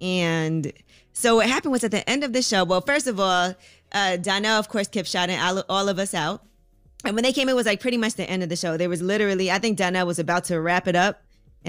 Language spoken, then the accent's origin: English; New York, United States; I'm also a New Yorker, so I've seen everything.